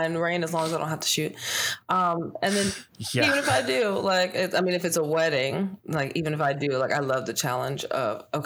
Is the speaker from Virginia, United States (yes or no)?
yes; Northern Virginia, United States; also born or lived in Pittsburgh, Pennsylvania; from 10 years old on, have lived in Northern Virginia.